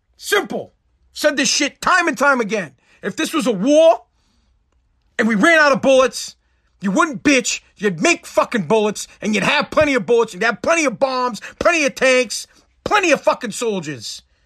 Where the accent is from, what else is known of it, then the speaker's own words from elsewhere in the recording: United States; as an American